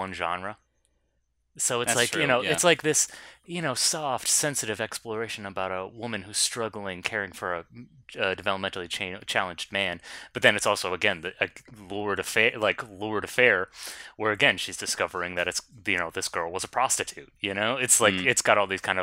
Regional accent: New England, United States; we're from New England

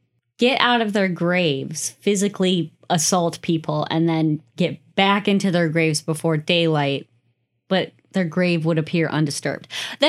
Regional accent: United States; I'm an American.

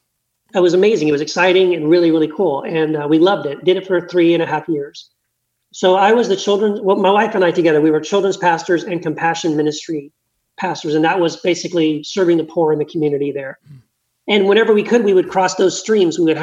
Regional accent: Texas, United States; moved away as an adult; also born or lived in Tennessee / California; now in Meridian, Idaho, United States; I was born in Tennessee, raised in Texas, but then I moved like 25 years ago, moved to California

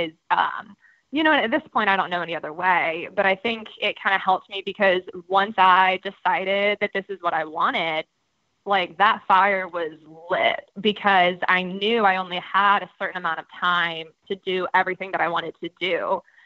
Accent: Georgia, United States; I'm from Georgia

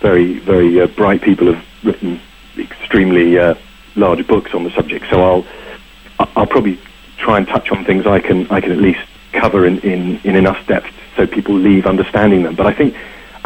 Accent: United Kingdom; being British

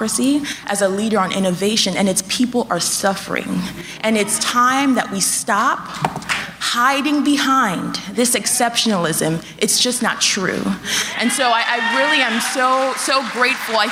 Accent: Nigeria; now in United States; I grew up in Nigeria

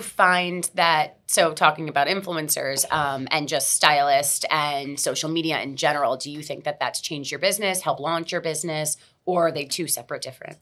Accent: Miami, Florida, United States; I'm born and raised in Miami

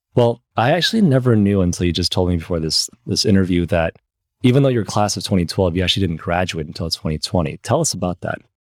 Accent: Michigan, United States; moved away; also born or lived in Los Angeles, California; I grew up in Michigan and I moved to Michigan kind of at a similar age as you um, uh, at when I was seven.

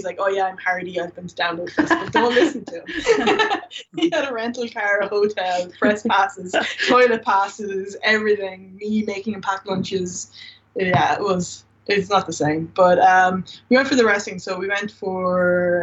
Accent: Ireland; now in Dublin, Ireland; I'm not from Dublin, and most of my friends don't, like, from home, they don't live in Dublin

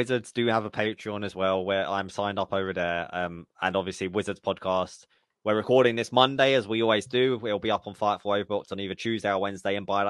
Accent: United Kingdom; now in London, United Kingdom; I'm British.

